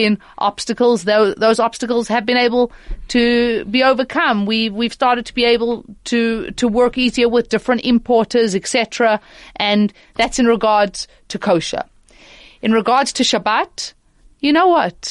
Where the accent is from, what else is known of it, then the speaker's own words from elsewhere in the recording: Johannesburg, Gauteng, South Africa; moved away as an adult; now in Mauritius; growing up in Johannesburg